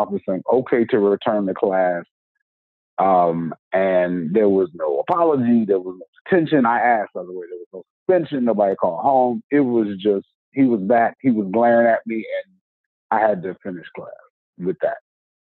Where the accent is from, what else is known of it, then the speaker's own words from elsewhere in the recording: the South, United States; I'm from the South